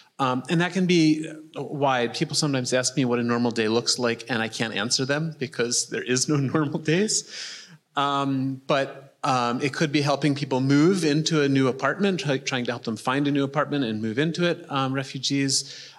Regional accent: outside of Philadelphia, Pennsylvania, United States; moved away as an adult; now in Cologne, Germany; My background, I grew up outside of Philadelphia.

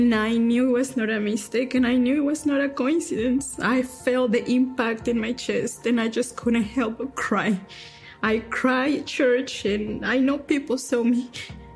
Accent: Durango, Mexico; moved away as an adult; now in United States; I am from Durango, Mexico. I came to this country in 2005

